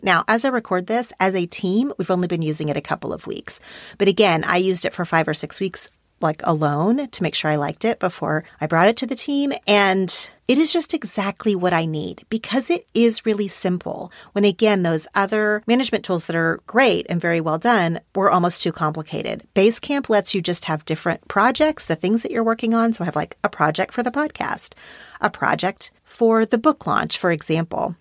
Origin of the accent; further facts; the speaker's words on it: Oklahoma, United States; now in Los Angeles, United States; we're from this same tiny town in Oklahoma